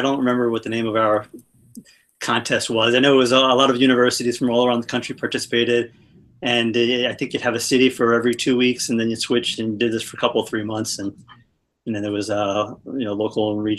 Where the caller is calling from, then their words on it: Phoenix, Arizona, United States; I'm in Phoenix, Arizona. Pretty exciting times here.